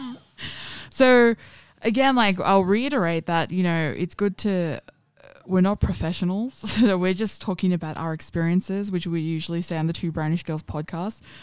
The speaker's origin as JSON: {"language": "English", "town": "Sydney", "region": "New South Wales", "country": "Australia", "tie": "born or raised there", "said": "I grew up in Parramatta and Penrith"}